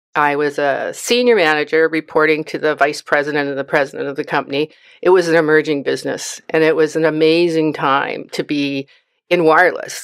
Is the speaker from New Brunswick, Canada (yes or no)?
no; Vancouver, British Columbia, Canada; moved away as an adult; now in Chilliwack, Canada; I was born and raised in Vancouver